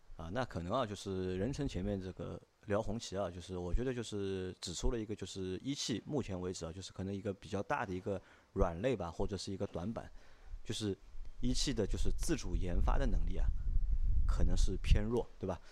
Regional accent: southern China, China; 我是南方人

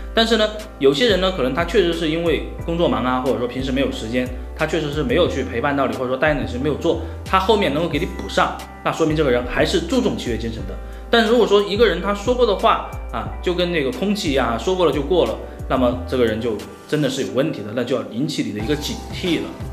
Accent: Sichuan, China; 咱们四川这边

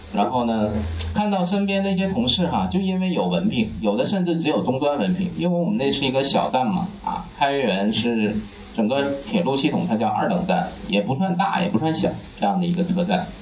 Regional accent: Kaiyuan, Liaoning, China; moved away as an adult; now in Beijing, China; 我出生在一个很神奇的城市哈，就是辽宁的开原啊，就是铁岭下面的一个县级市。这个城市很小

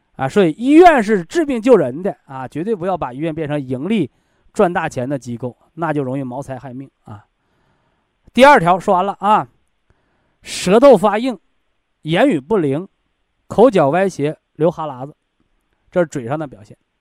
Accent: China; 虽然我们中国人呢有一个审美标准

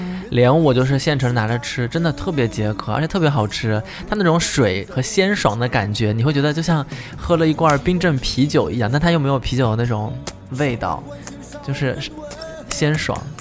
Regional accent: Jiangsu, China; 我们东山的枇杷

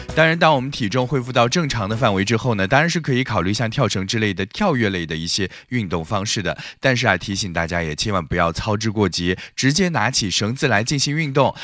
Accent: Beijing, China; 咱们北京

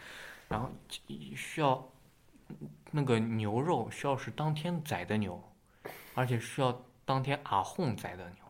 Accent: Xi'an, Shaanxi, China; 我还吃过小时候在西安吃的水晶饼

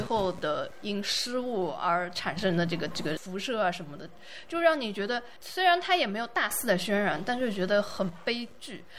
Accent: southern China, China; 我是南方人

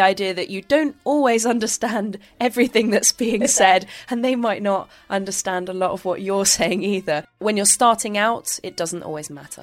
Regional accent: Bristol, South West England, United Kingdom; moved away as an adult; also born or lived in Worcester / France; now in Beijing, China; I was born basically in the southwest, uh, quite close to the Midlands, in a place called Worcester. I, I moved to the Bristol area when I was fairly young as well

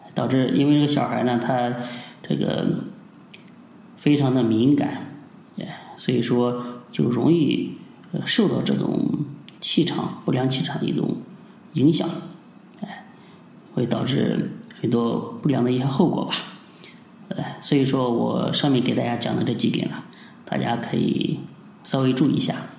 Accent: China; 我们中国人

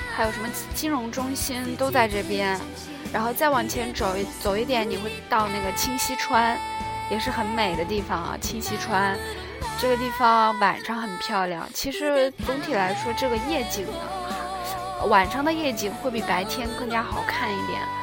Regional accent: China; now in Seoul, South Korea; 身为中国人

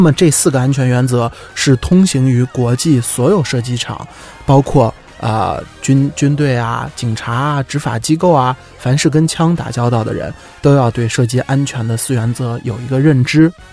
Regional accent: China; 我们中国人

